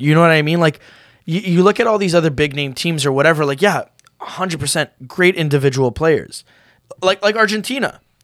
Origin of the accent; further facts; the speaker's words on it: Canada; we're Canadian, we're kinda used to that.